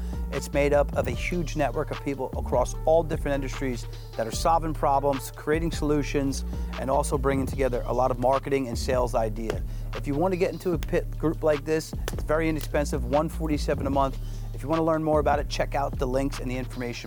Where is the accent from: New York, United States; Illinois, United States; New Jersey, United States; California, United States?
New Jersey, United States; Brick; I'm from Bricktown